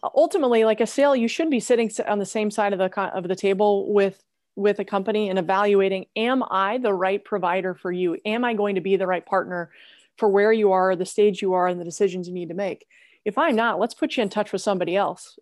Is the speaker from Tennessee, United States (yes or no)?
no; Oklahoma, United States; moved away as an adult; also born or lived in Indiana; born and raised in Oklahoma